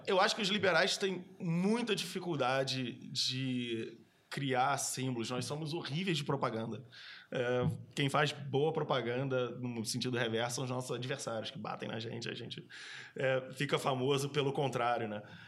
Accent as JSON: {"language": "Portuguese", "country": "Brazil", "also_born_or_lived": "London / Germany", "moved": "as an adult", "said": "a primeira vez que eu saí do Brasil em 2005 eu fui morar eu morei em Londres"}